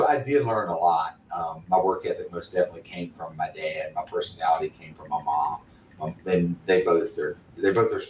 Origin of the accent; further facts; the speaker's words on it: Bluefield, West Virginia, United States; also born or lived in McDowell County, West Virginia; I'm from Bluefield, West Virginia. I went to Bluefield High School